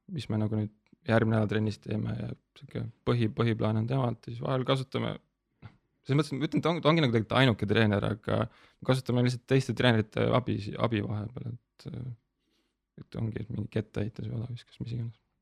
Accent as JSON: {"language": "Estonian", "town": "Tabivere", "region": "Tartu County", "country": "Estonia", "said": "ma olen nagu pärit Tabiverest, see on sihuke väike alevik Tartu"}